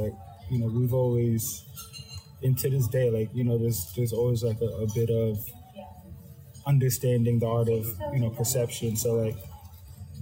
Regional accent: Atlanta, Georgia, United States; we're from Atlanta

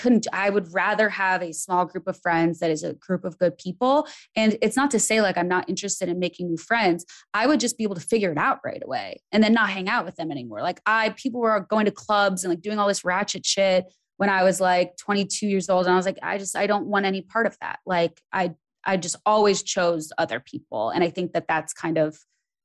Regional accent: Midwest, United States; now in Los Angeles, United States; growing up in the Midwest

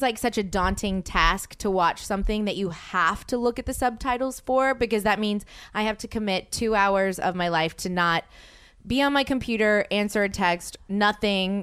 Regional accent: Louisiana, United States; moved away; I'm from Louisiana.

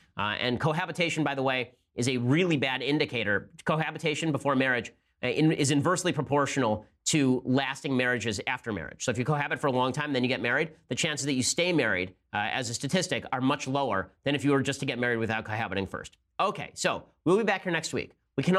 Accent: Chicago, Illinois, United States; I'm a diehard Cubs fan and been born and raised in Chicago, Northwest Indiana area.

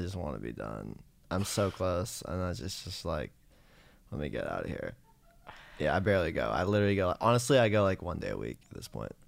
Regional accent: San Francisco, California, United States; now in Los Angeles, United States; I grew up in San Francisco, and I started writing songs in high school

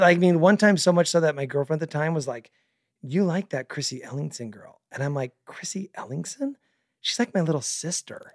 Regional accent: Mesa, Arizona, United States; we both born and raised in Northeast Mesa

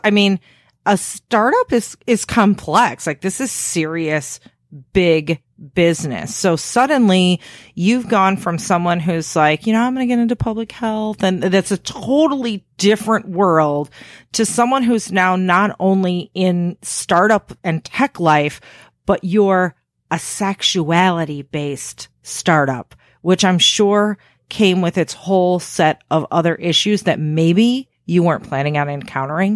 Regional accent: Chicago area, Illinois, United States; I grew up in the Chicago area

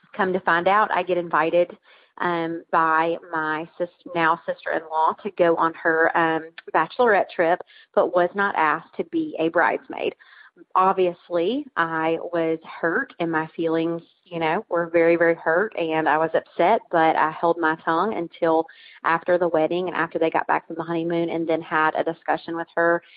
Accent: Tennessee, United States; accent: Tennessee; I'm born and raised in Tennessee

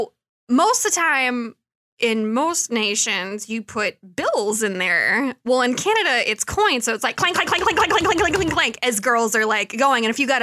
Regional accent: Detroit, Michigan, United States; I'm from Detroit

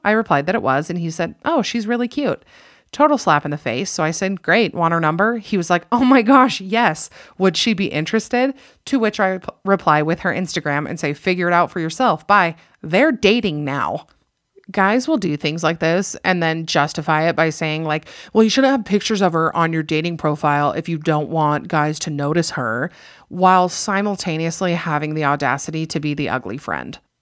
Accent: Utah, United States; I'm from Utah

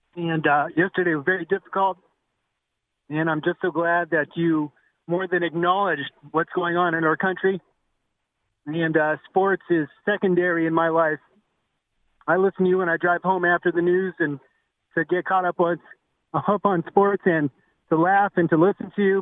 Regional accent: Ventura, California, United States; now in Utah, United States; I grew up in Ventura, California.

